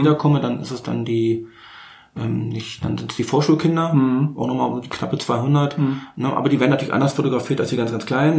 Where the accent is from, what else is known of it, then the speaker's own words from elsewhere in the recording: Berlin, Germany; now in Bernau, Germany; Ja, ich bin richtig gebürtiger Berliner. Ich bin, ich sag's mal so schön, ich bin geborener Charité, äh, wenn auch zu DDR-Zeiten, ja. aber im Grunde genommen richtig Berliner. Ähm, wohne aber jetzt in Bernau.